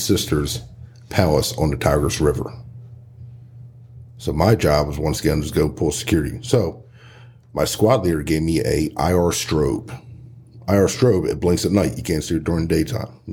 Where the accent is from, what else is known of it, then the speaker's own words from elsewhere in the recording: Horsham, Pennsylvania, United States; I'm originally from Horsham, Pennsylvania. Born and raised there.